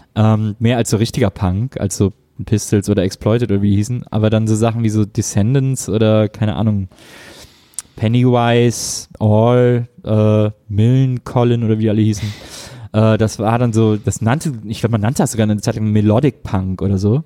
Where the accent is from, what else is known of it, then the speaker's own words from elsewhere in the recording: Wesseling, North Rhine-Westphalia, Germany; bei uns in Wesseling